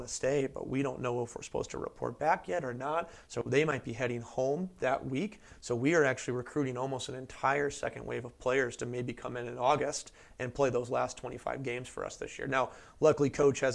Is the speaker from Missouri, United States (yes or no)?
yes; St. Louis, Missouri, United States; born and raised in St. Louis, Missouri, always loved baseball, grew up a Cardinals fan.